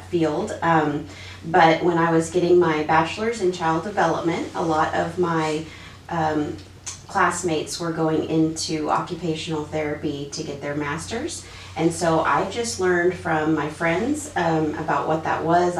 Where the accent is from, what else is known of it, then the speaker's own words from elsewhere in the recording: Dallas, Texas, United States; I was born in Dallas.